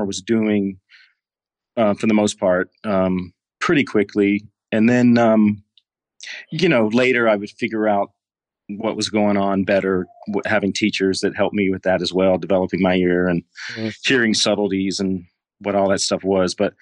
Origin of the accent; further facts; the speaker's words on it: Clinton, Mississippi, United States; moved away as an adult; also born or lived in Texas; I grew up in Mississippi, in a small town outside of Jackson. Clinton was the name of the city.